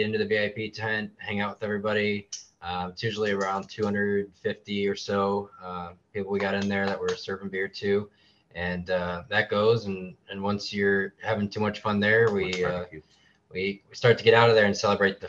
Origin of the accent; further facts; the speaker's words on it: LeClaire, Iowa, United States; I've got a family here in LeClaire, and growing up in LeClaire